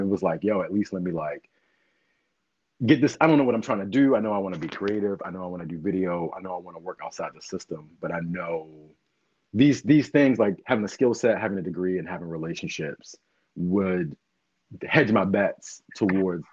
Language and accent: English; Baltimore, Maryland, United States; now in Philadelphia, United States; I'm from Baltimore originally